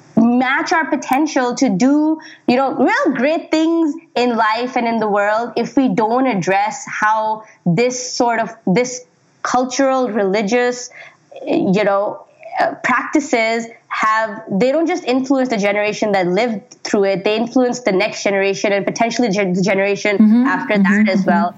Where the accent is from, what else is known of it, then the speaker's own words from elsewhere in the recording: Pakistan; moved away; when I was growing up in Pakistan